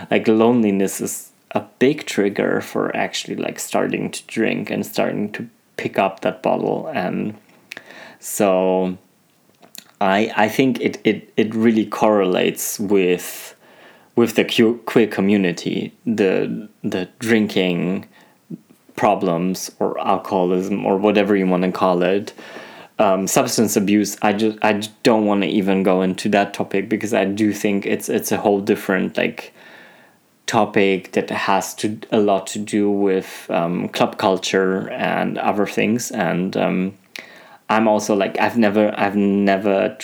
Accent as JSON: {"language": "English", "country": "Germany", "tie": "born or raised there", "also_born_or_lived": "Poland", "moved": "as an adult", "lives_now": "France", "said": "I'm Polish, you know, but for them, I wasn't Polish because I was raised in Germany"}